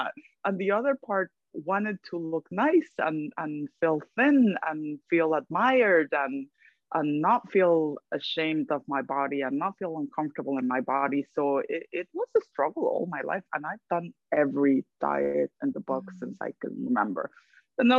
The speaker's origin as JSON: {"language": "English", "country": "Guatemala", "tie": "born or raised there", "moved": "as an adult", "lives_now": "New York, United States", "said": "I'm originally from Guatemala. I lived in my country until my 20s"}